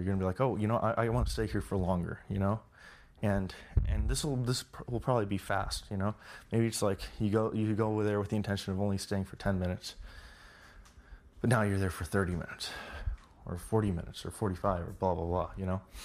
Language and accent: English; Los Angeles, California, United States; I was raised in Los Angeles.